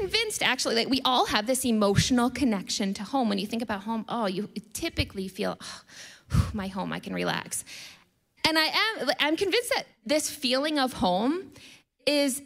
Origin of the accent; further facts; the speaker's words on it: United States; I'm American